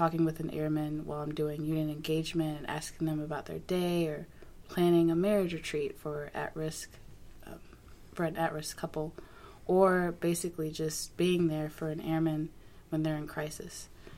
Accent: Jacksonville, Florida, United States; also born or lived in New Orleans / Virginia Beach; So I grew up, I'm kind of a military brat. So I grew up mostly in Jacksonville, Florida, and moved around from Jacksonville to New Orleans and then to Virginia Beach, actually, and then moved back to Jacksonville.

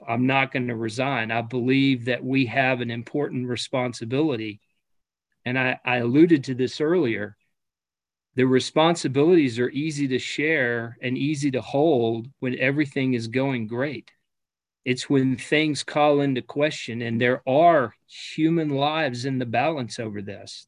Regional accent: United States; as an American

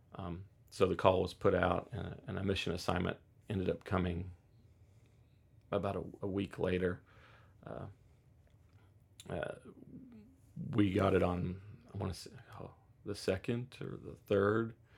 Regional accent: Oklahoma, United States; growing up in Oklahoma

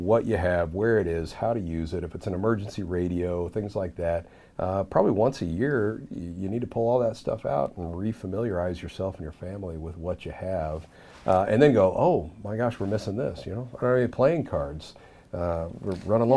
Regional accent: Southeast, United States; Growing up in the Southeast

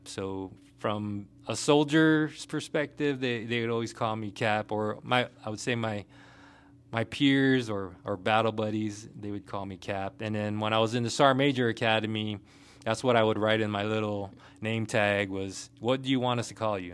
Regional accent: Guam; moved away as an adult; also born or lived in Washington State / Hawaii / Kentucky / Germany; now in Fort Stewart, Georgia, United States; born and raised from the island of Guam, um, little tiny island in the Pacific

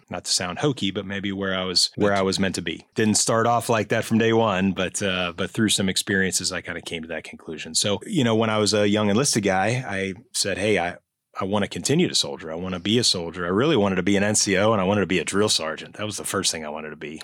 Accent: Cincinnati, Ohio, United States; moved away; I'm a native Ohioan, so any Buckeyes out there, I share that lineage with you. I was born and raised in Cincinnati, Ohio, back before electricity

